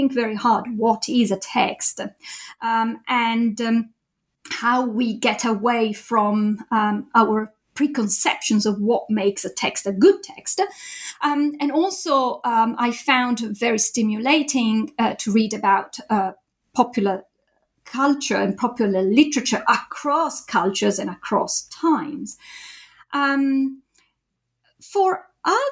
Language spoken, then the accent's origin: English; Italy; moved away as an adult; also born or lived in Japan; now in Cambridge, United Kingdom; I did my PhD in Italy, my home country